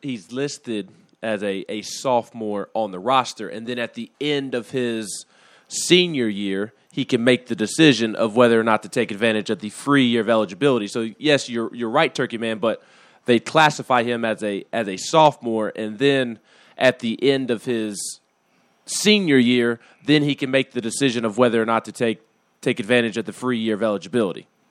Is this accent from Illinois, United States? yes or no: no; Huntsville, Alabama, United States; now in Tennessee, United States